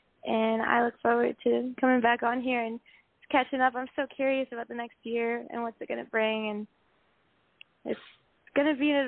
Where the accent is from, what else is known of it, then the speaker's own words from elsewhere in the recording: Los Angeles, California, United States; Whenever I would say I'm from Los Angeles